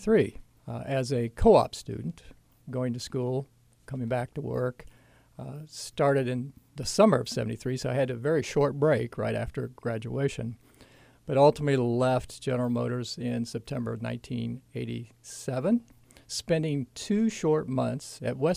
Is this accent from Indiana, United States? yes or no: yes; Muncie, Indiana, United States; also born or lived in Eaton, Indiana; I grew up in Muncie and lived all my life in Muncie.